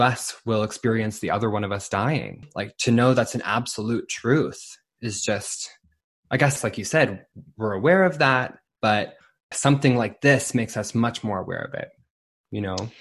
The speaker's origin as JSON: {"language": "English", "town": "Saint John", "region": "New Brunswick", "country": "Canada", "tie": "born or raised there", "said": "my hometown of Saint John, New Brunswick"}